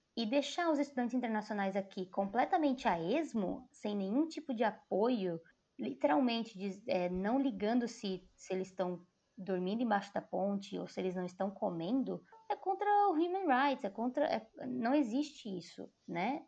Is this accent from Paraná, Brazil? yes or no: no; Joinville, Santa Catarina, Brazil; moved away as an adult; also born or lived in Italy; now in Sydney, Australia; ao redor de Joinville, onde eu nasci